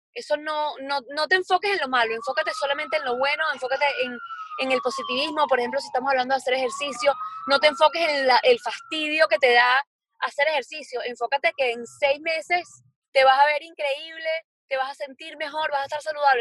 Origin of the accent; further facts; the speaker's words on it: Venezuela; moved away as an adult; also born or lived in Barcelona, Spain; now in Miami, United States; yo soy venezolana, viví en Venezuela hasta los 20, quiero decir hasta los 20, creo que 26 años viví allá